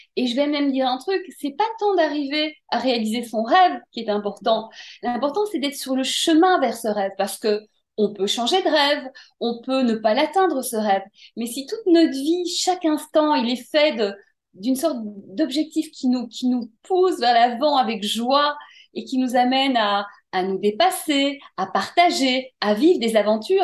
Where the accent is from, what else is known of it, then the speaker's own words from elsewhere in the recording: Brussels, Brussels-Capital Region, Belgium; j'ai grandi à Bruxelles